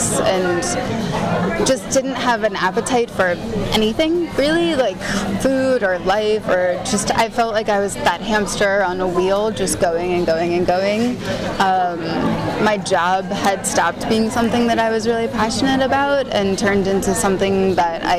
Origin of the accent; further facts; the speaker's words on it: New York, United States; I was born and raised in New York.